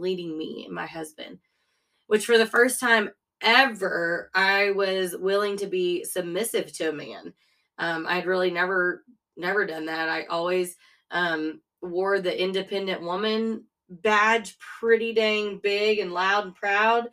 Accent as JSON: {"language": "English", "area": "a town 30 miles from Austin", "region": "Texas", "country": "United States", "tie": "born or raised there", "moved": "as an adult", "said": "it was just a good place to be raised. It really was. But I was 30 miles from Austin."}